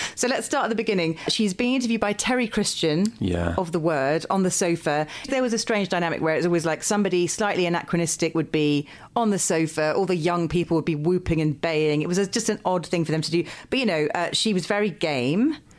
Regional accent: England, United Kingdom; because I grew up in the Midlands for most of my childhood when we finally stopped moving house.

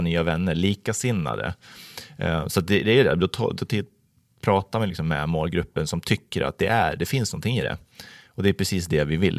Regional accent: Falun, Dalarna County, Sweden; now in Vallentuna, Sweden; Jag är uppvuxen i Falun, Dalarna

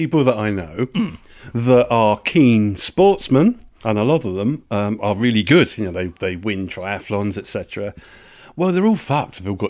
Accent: England, United Kingdom; As an Englishman

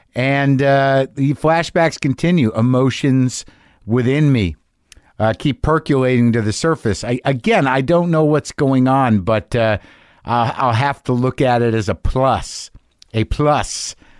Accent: New Mexico, United States; I grew up in New Mexico

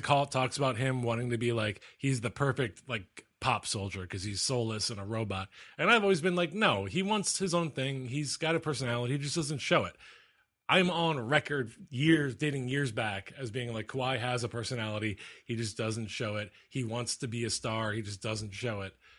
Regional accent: Philadelphia, Pennsylvania, United States; moved away; I'm from Philly

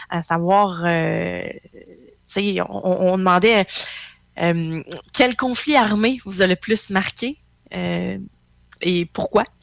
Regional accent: Quebec, Canada; Euh, j'ai grandi très près de Valcartier.

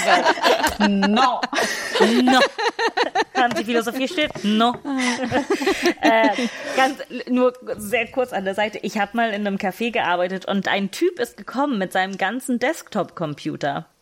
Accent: Italy; ich bin gesetzlich nur Italienisch

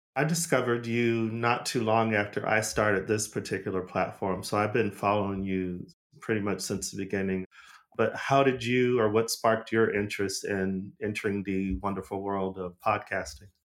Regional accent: Arizona, United States; moved away as an adult; also born or lived in Los Angeles; I'm from Arizona, but I, I moved to L A as a young adult

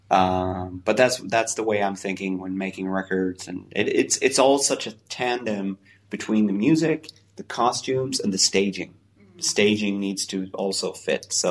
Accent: Italy; also born or lived in Japan; I spent a few years in Japan making sushi, so I want to start a sushi restaurant. But I'm also I grew up in Italy, so I want to have this Italian restaurant.

